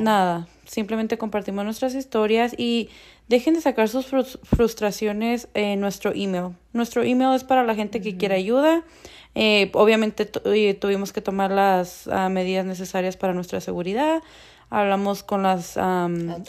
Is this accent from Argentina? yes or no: no; northern Mexico, Mexico; now in Denver, United States; orgullosamente mexicana, nacida en el norte de México